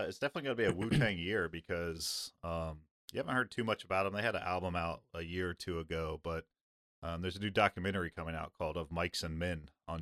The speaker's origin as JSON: {"language": "English", "region": "Midwest", "country": "United States", "tie": "born or raised there", "said": "I grew up in the Midwest"}